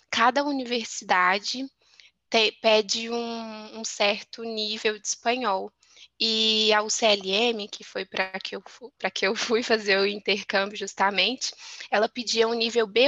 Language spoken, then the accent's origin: Portuguese; Belo Horizonte, Minas Gerais, Brazil; moved away as an adult; now in Spain; eu sou de Belo Horizonte, capital mineira de Minas Gerais.